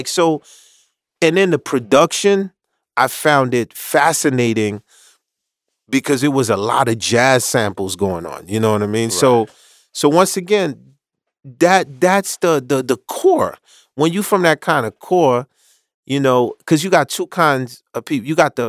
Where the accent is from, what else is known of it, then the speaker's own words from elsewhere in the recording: Haiti; The once again, I came from Haiti.